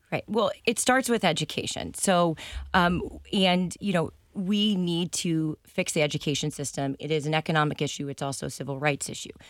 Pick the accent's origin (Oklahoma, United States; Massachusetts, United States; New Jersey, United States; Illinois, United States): Massachusetts, United States; South Shore; also born or lived in San Diego, California; now in Rhode Island, United States; I was, uh, born in San Diego, and then I moved to South Shore, Massachusetts in middle school.